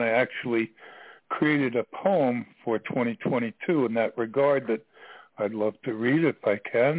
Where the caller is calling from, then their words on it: Virginia, United States; I'm calling from Virginia.